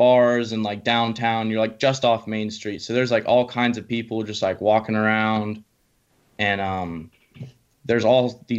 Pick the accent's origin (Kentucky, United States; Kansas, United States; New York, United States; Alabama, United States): Kentucky, United States; moved away as an adult; now in Asheville, United States; I'm originally from Kentucky, but I recently moved down to Asheville, North Carolina